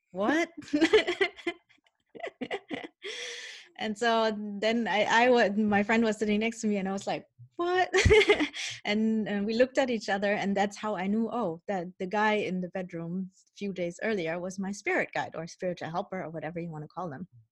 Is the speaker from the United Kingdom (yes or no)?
no; Germany; also born or lived in Colombia; I was born in Colombia. Um, my birth mother is of indigenous ancestry, so what U.S. people would call Native American in Canada, First um, Nations um, and my dad I don't know anything about. Um, because when I was one year old, my mom gave me up for adoption, and I was adopted by my parents who are from Holland, but I grew up in mm-hmm. Germany